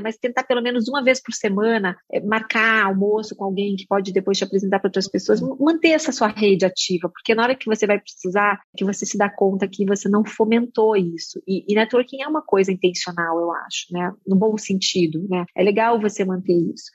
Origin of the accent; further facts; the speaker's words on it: Brazil; moved away as an adult; also born or lived in Berkeley, United States; Eu sou uma estagiária brasileira, eu sou brasileira, estou aqui estudando marketing